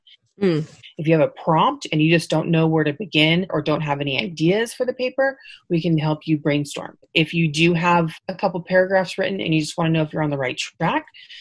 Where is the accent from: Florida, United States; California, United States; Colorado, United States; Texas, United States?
California, United States; Fresno; I'm originally from Fresno, but I commute every day to Visalia